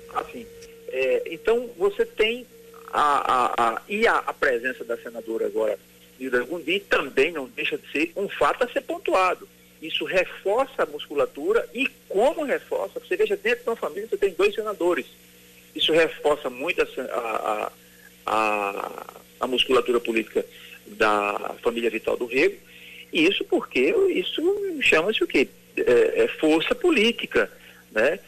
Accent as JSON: {"language": "Portuguese", "town": "Itabaiana", "region": "Paraíba", "country": "Brazil", "said": "eu, por exemplo, que sou de Itabaiana"}